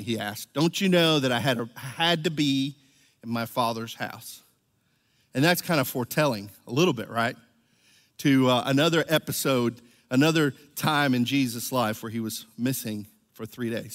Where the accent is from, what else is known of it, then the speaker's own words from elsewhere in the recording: Venezuela; moved away; I was from Venezuela, I was actually baptized as a Catholic